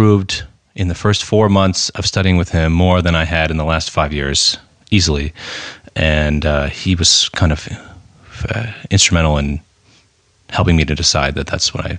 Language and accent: English; United States; I was born and raised in the United States